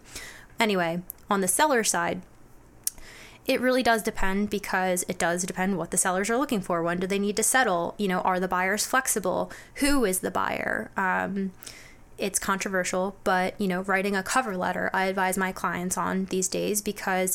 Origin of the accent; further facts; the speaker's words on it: Bucks County, Philadelphia area, Pennsylvania, United States; I grew up in Bucks County, currently live in Bucks County